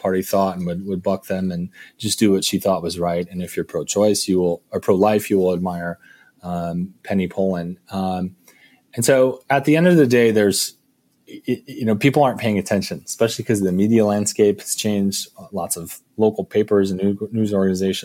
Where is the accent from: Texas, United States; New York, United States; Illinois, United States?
Illinois, United States; Park Ridge; I grew up in Park Ridge